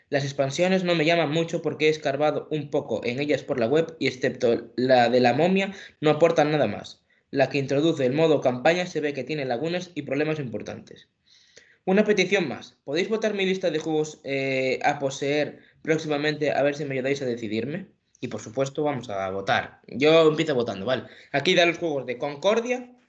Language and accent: Spanish; Galicia, Spain; vosotros sois más, sí, soy gallego, sois más respetuosos